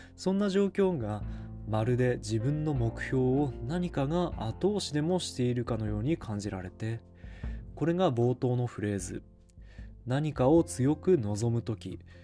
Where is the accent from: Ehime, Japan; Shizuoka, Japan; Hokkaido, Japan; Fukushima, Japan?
Fukushima, Japan; Ishikawa; 地元の石川町役場